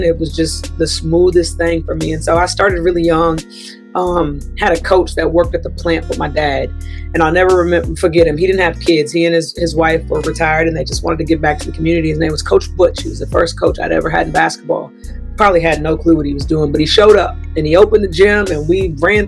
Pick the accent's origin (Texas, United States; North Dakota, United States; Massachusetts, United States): Texas, United States; Bay City; grew up in Bay City, Texas, south of Houston